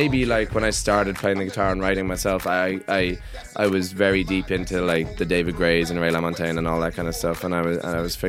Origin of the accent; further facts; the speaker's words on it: Ireland; I'm from Ireland